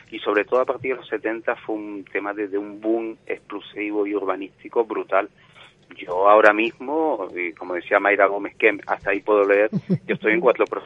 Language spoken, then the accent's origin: Spanish; Canary Islands, Spain; Lo, canario es una mezcla, eh, pero culturalmente somos europeos.